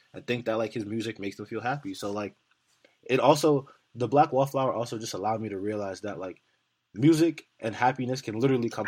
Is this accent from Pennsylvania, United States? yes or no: no; New York City, New York, United States; I'm from New York City